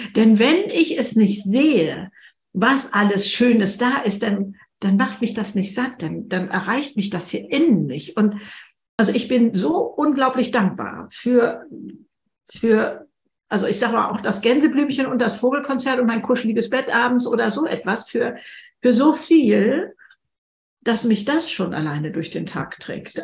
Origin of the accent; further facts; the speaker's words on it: Germany; bei uns in Deutschland